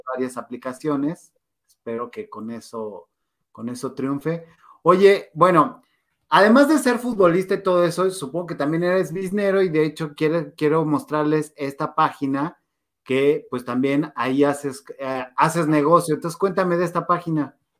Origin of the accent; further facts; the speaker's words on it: Mexico; somos mexicanos y somos bien dados al drama